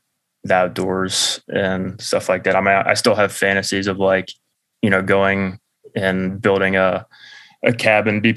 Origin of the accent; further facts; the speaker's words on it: Atlanta, Georgia, United States; where Nick and I grew up in Atlanta